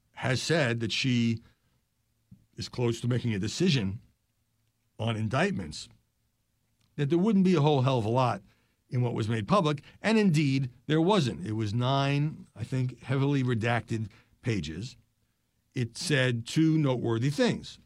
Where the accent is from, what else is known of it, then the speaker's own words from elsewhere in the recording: New York, United States; When I grew up in New York